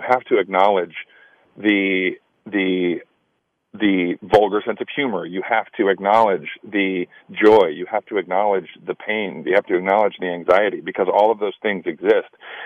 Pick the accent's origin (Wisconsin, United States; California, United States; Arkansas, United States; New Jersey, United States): California, United States; Sacramento; moved away as an adult; also born or lived in Los Angeles, California / Chicago, Illinois / New York; I grew up in Sacramento, California.